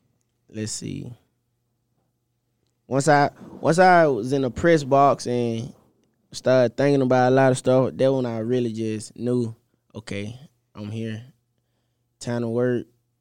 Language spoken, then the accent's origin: English; Mississippi, United States; Like, I don't mind being from home, but I'm from Mississippi and Illinois. That's a big jump. And they're really my first time just out of state, staying out of state for this long.